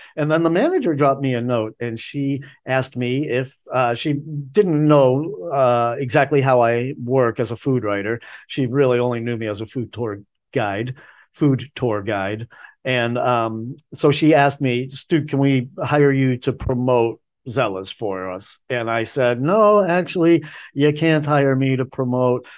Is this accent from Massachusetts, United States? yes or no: yes; Boston, Massachusetts, United States; moved away as an adult; now in Asheville, United States; I grew up in Boston